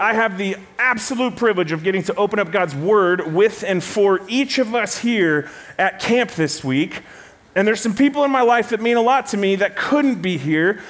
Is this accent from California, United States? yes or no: yes; Rancho Cucamonga, California, United States; I am from Southern California, a little town called Rancho Cucamonga.